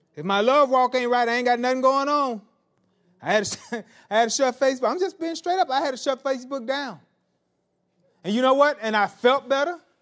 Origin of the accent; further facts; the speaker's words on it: Marianna, the South, United States; I was raised in the South, in Mariana